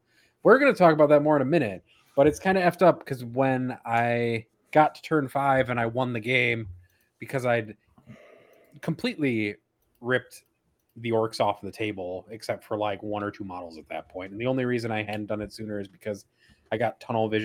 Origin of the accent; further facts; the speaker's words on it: United States; I'm American. I get a lot of passes as an American